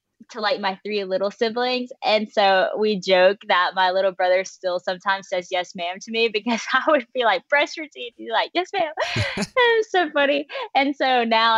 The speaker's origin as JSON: {"language": "English", "town": "West Monroe", "region": "Louisiana", "country": "United States", "tie": "born or raised there", "said": "I'm from West Monroe, Louisiana. That's where I currently am right now, too"}